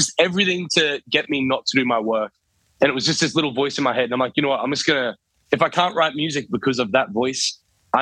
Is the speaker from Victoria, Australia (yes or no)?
no; Townsville, Queensland, Australia; moved away; I'm originally I'm from Townsville, so it's good to be back up here in Queensland